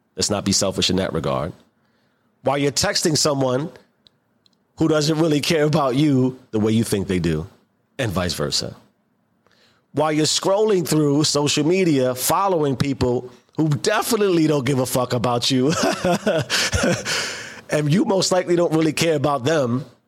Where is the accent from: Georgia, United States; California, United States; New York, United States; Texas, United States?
New York, United States; New York City; growing up in the South Bronx